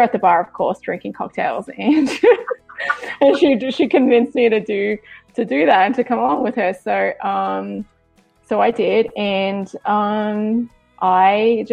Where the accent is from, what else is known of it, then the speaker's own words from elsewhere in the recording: Sydney, New South Wales, Australia; moved away as an adult; also born or lived in Los Angeles, United States; now in Virginia, United States; I was born and bred in Australia, Sydney, Australia